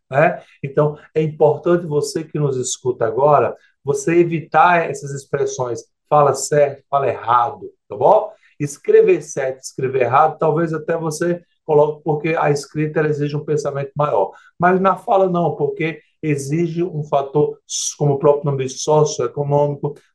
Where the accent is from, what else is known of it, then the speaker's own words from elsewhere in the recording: Northeast Region, Brazil; Eu, eu, eu, como sou sertanejo, eu vou no bagno mesmo, viu?